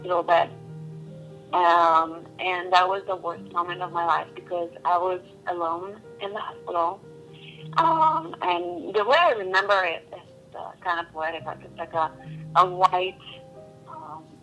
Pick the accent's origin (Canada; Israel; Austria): Israel; moved away as an adult; now in United States; I was born in Israel, and I came to the States about 14 years ago.